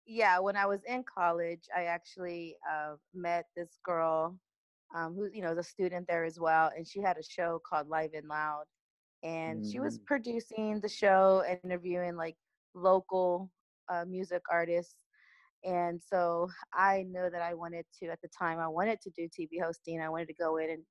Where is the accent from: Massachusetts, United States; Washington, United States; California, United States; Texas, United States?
Texas, United States; Dallas; now in Los Angeles, United States; I was born in Dallas and I was raised in a little town called McKee, which is a suburb of Dallas, Texas